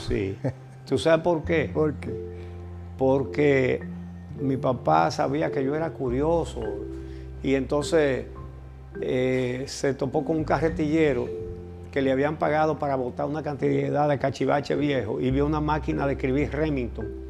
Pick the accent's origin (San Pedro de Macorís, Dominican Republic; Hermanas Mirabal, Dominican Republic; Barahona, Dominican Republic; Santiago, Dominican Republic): Santiago, Dominican Republic; Santiago de los Caballeros; moved away as an adult; also born or lived in San Cristóbal, Dominican Republic; now in Santo Domingo, Dominican Republic; Yo no me siento capitaleño, aunque tengo muchos años viviendo aquí. Yo soy santiaguero